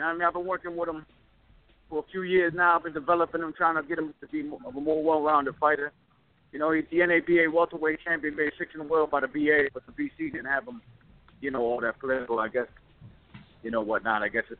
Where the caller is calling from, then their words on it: Miami, Florida, United States; from training camp in Miami.